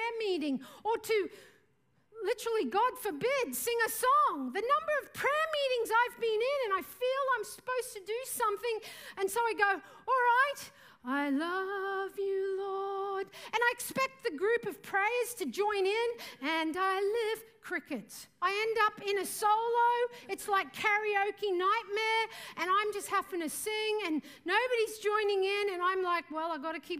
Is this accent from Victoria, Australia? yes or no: no; Mareeba, Queensland, Australia; moved away; also born or lived in Mumbai, India; I'm from Mareeba in far north Queensland.